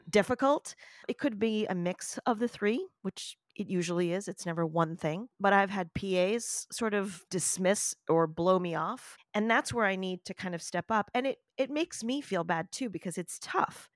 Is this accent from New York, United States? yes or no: yes; New York City, New York, United States; I am a New Yorker, I was born in one of the boroughs of New York City.